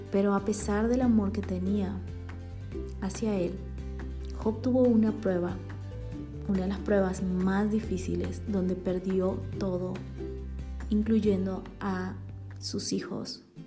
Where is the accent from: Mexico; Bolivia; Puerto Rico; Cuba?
Bolivia; now in Guatemala; boliviana por amor y nacimiento y guatemalteca también por amor y residencia